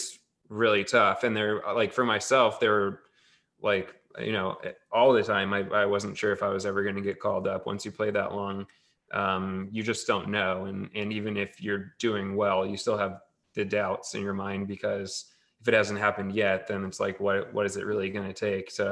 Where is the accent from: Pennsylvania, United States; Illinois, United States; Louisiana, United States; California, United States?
California, United States; Tracy; where I grew up in Tracy, in the Central Valley.